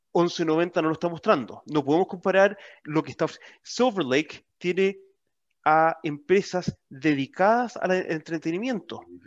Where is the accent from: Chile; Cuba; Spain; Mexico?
Chile; como chilenos